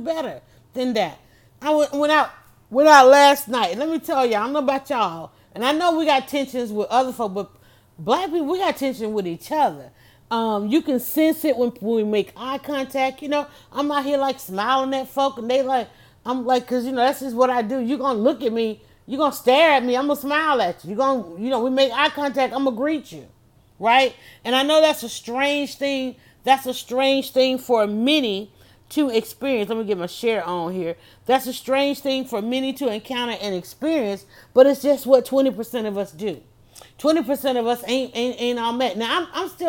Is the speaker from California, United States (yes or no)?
no; Atlanta, Georgia, United States; I'm from Atlanta